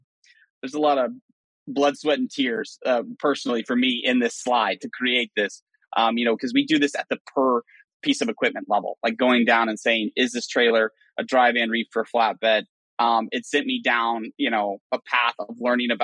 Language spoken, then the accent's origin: English; Western Oklahoma, United States; moved away; I'm from West Oklahoma